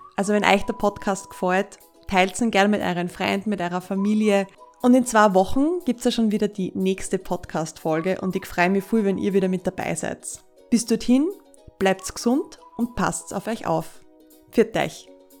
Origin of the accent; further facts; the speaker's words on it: Austria; bei uns in Österreich